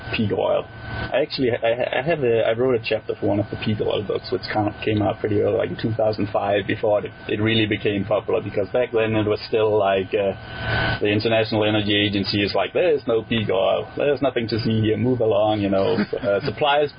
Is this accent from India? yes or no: no; Denmark; English is a second language; moved away as an adult; also born or lived in Switzerland; I grew up in Denmark